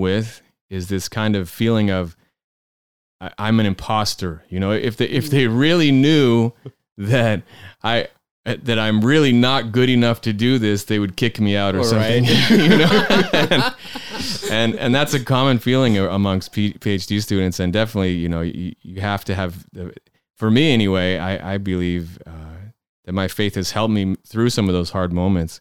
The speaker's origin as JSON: {"language": "English", "region": "Rhode Island", "country": "United States", "tie": "born or raised there", "moved": "as an adult", "lives_now": "Israel", "said": "we are originally from the United States, actually from the state of Rhode Island"}